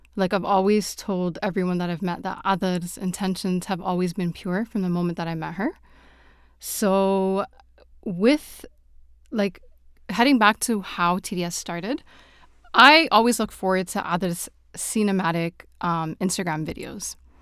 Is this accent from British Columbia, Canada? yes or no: no; Toronto, Ontario, Canada; now in Saudi Arabia; I am originally from Toronto, but I'm currently living in Saudi Arabia.